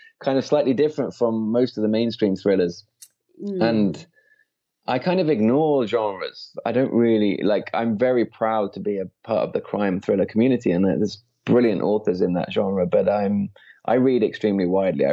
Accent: Midlands, United Kingdom; moved away as an adult; also born or lived in London; I was brought up in the Midlands in a very quiet rural place

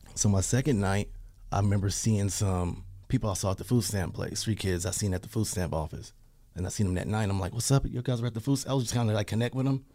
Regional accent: Pasadena, California, United States; moved away; also born or lived in Portland, Oregon; I'm from Pasadena

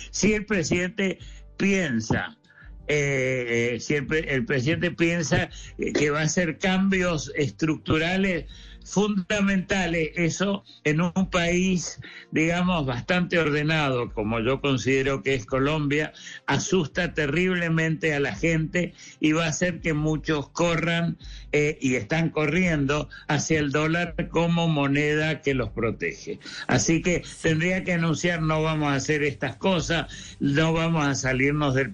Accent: Argentina; moved away; no voy a hablar de mi país de origen, Argentina

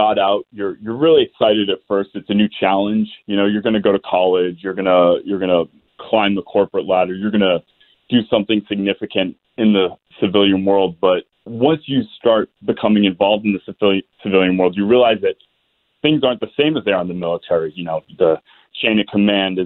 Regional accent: Beverly, Massachusetts, United States; I'm originally from Beverly, Massachusetts, and after high school, I enlisted in the Navy

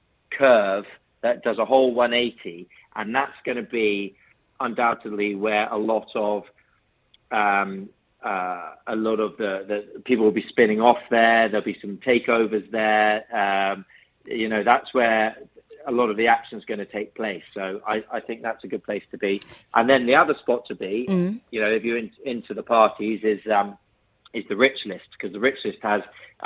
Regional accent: United Kingdom; my county in the UK

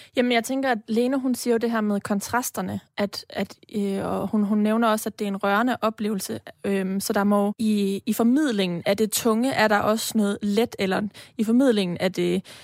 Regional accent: Denmark; vi jo også som danskere, øh, etniske danskere

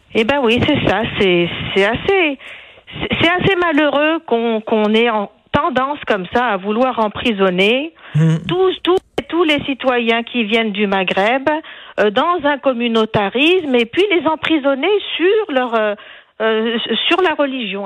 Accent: Tunisia; now in Quebec, Canada; je viens de Tunisie

